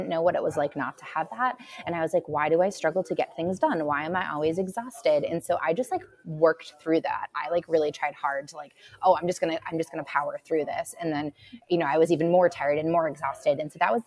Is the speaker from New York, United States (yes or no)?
no; Massachusetts, United States; now in Asheville, United States; I grew up in Massachusetts